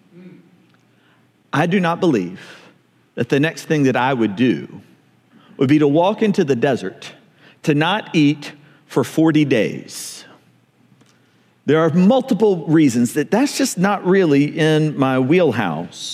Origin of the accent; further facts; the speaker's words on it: American South, United States; I grew up in the American South